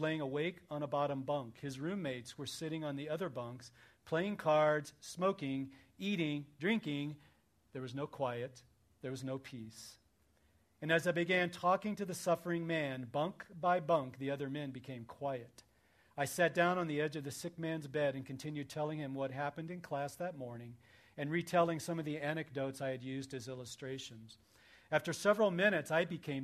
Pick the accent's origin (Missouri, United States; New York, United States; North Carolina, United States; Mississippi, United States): Missouri, United States; I grew up in Missouri